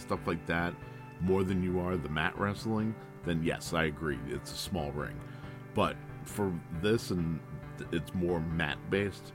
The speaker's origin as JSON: {"language": "English", "country": "United States"}